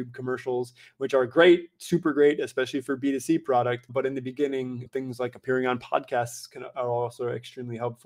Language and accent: English; United States; moved away as an adult; now in Europe; I currently reside, though I am an American citizen, in Europe